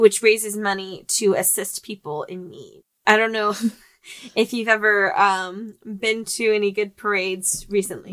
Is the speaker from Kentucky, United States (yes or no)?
no; St. Louis, Missouri, United States; I am from St. Louis